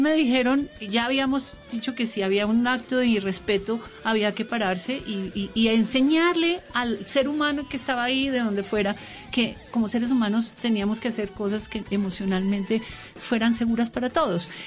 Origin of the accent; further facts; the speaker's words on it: Bogotá, Colombia; yo soy bogotana y hablo diferente